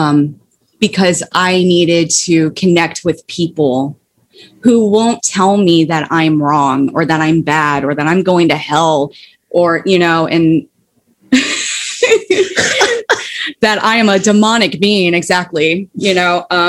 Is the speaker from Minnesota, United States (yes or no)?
no; Ohio, United States; moved away; also born or lived in Florida; I moved back to Ohio from Florida